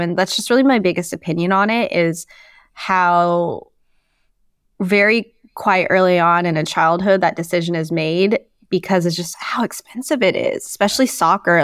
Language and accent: English; Moscow, Idaho, United States; moved away as an adult; also born or lived in New Orleans, Louisiana; now in Sacramento, United States; that's where I grew up. I grew up in northern Idaho.